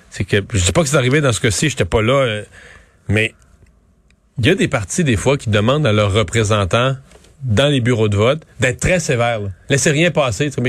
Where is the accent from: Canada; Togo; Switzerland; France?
Canada; C'était un, moment euh, important pour se recueillir en tant que Canadien, pour réfléchir à la réconciliation.